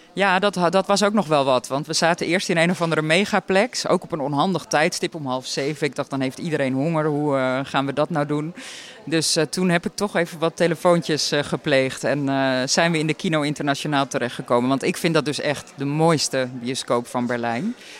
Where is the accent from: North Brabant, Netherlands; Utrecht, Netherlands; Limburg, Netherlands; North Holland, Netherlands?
North Holland, Netherlands; Hippolytushoef; het eiland Wieringen, of het voormalige eiland Wieringen moet ik zeggen, waar ik vandaan kom